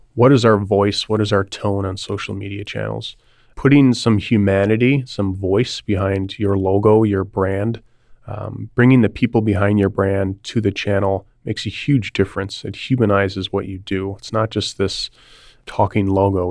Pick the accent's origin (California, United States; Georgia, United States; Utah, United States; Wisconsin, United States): Wisconsin, United States; Milwaukee; also born or lived in Chicago; move back home. I'm from the Milwaukee area.